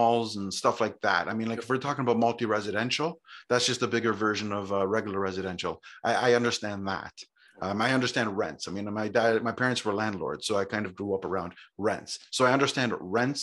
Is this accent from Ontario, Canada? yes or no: yes; Toronto, Ontario, Canada; now in Grimsby, Canada; I grew up in Toronto, grew up right in the city.